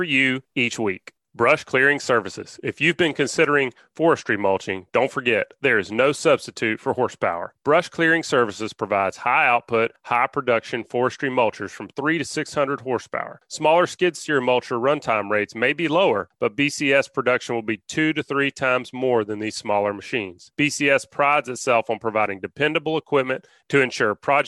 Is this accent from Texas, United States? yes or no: no; Alabama, United States; I'm from Alabama